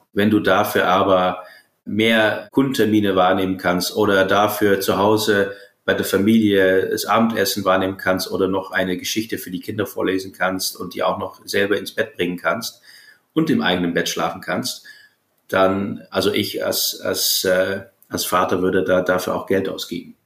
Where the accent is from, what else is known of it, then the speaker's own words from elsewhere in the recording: Groningen, Netherlands; moved away; in meiner Heimat, in den Niederlanden, in Groningen